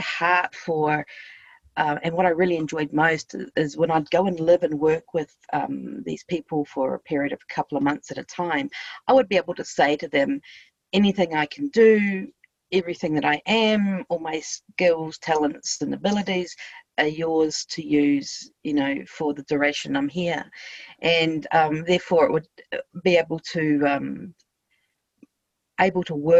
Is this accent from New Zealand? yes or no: yes; New Zealand; moved away as an adult; also born or lived in Thailand / Cambodia / United States / Australia; I'm from New Zealand